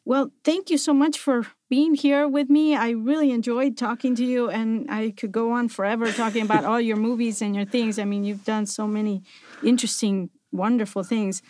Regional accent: Buenos Aires, Argentina; moved away

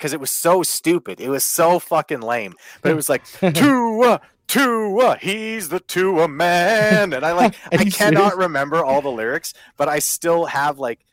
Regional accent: Canada; I'm Canadian

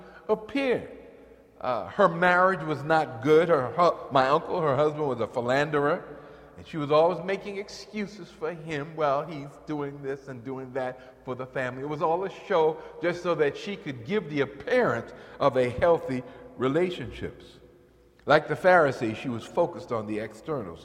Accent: New York, United States; in the church I grew up in New York

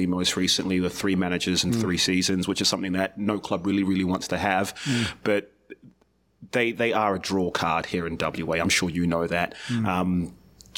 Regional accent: New Zealand; as a Kiwi

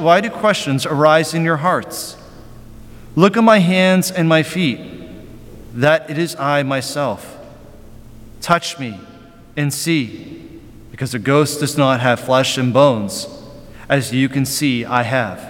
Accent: Western Pennsylvania, United States; I grew up in Western Pennsylvania

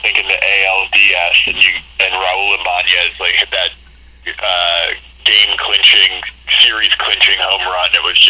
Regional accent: Baltimore, Maryland, United States; moved away as an adult; also born or lived in New York; now in Los Angeles, United States; I grew up in Baltimore, went to Maryland for school, and then I right after college, I moved to New York for 5 years, and now I'm in LA.

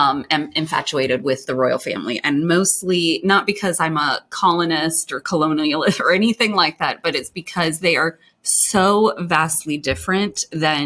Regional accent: Kuwait; moved away; I'm from Kuwait.

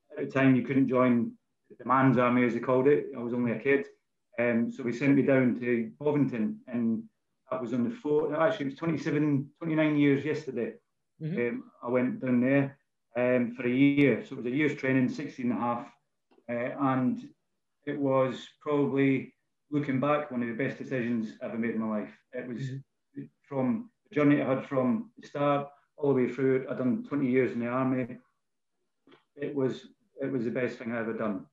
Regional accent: Bannockburn, Scotland, United Kingdom; as you can tell probably by my accent. Um, I'm a, born in a, a place called Bannockburn, um, which is in Scotland

